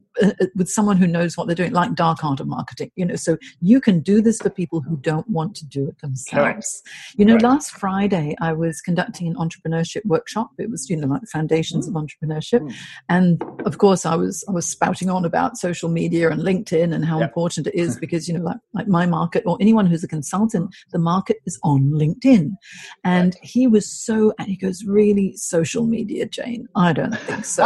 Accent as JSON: {"language": "English", "country": "Hong Kong", "moved": "yes", "said": "I'm from Hong Kong originally, so I'm half Chinese, half English"}